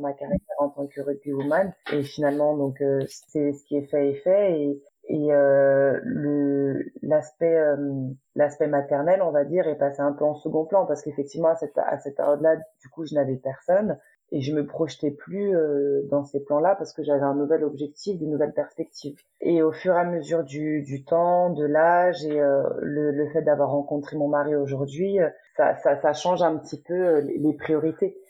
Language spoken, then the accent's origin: French; Paris region, Île-de-France, France; moved away as an adult; now in Laval, France; Actuellement, j'habite à Laval, mais je viens de la région parisienne